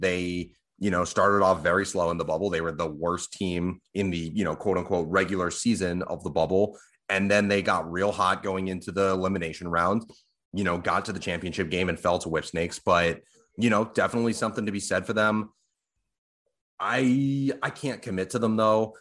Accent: Boston, Massachusetts, United States; I'm from Boston

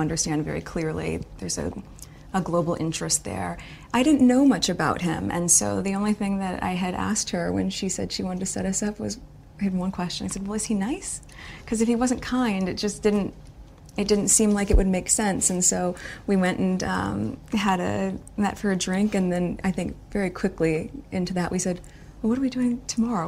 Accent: United States; I'm from the States

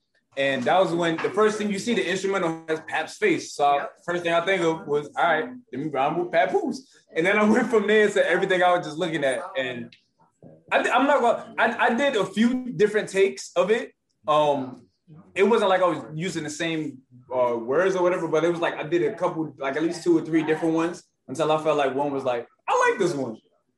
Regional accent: New York, United States; I told him I'm from New York too. New York. I said, hey, you know, I had to put on for New York.

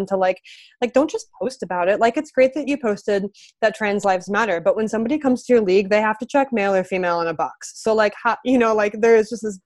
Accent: Midwest, United States; now in Los Angeles, United States; I'm from the Midwest, so like this doesn't look the same back home as it does out here now that I'm in Los Angeles

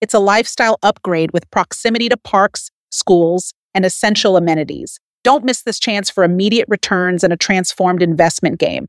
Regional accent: United States; also born or lived in Puerto Rico / Mexico; I was born in the United States, but technically when I say I'm Puerto Rican

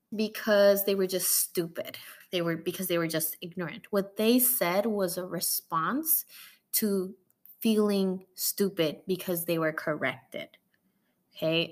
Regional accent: Mexico; now in United States; Mexican like me

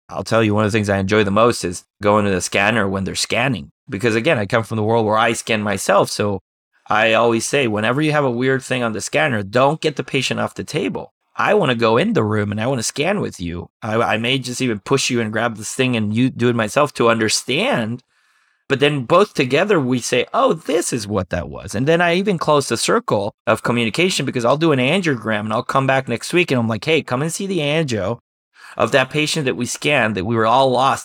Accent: Costa Rica; moved away as an adult; also born or lived in Germany / Arizona, United States; now in United States; My dad's from Costa Rica, my mom's American, and I grew up in Costa Rica

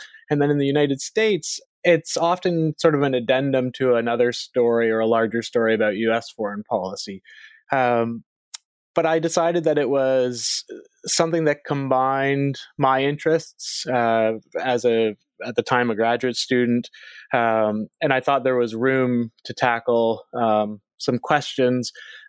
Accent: Canada; So I am a Canadian by birth and by background.

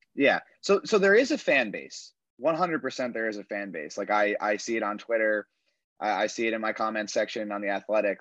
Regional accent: around New York, United States; growing up around New York

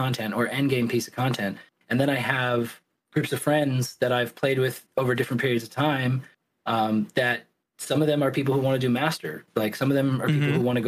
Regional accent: the South, United States; now in Oregon, United States; growing up in the South

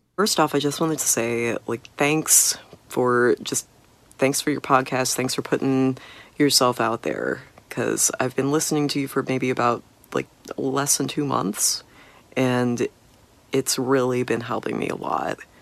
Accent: Kansas City, United States; I am from Kansas City.

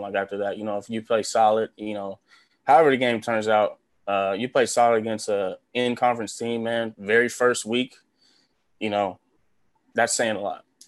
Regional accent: Los Angeles, California, United States; moved away as an adult; now in Nebraska, United States; growing up in Los Angeles like my whole life

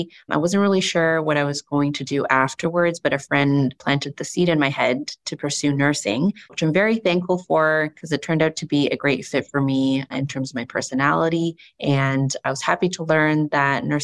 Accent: Toronto, Ontario, Canada; I'm from Toronto, Canada

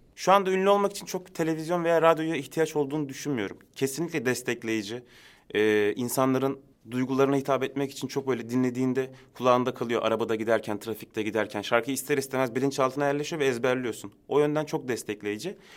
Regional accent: Istanbul, Turkey; also born or lived in Adıyaman; Ben Aslen Adıyaman ama doğma büyüme İstanbul.

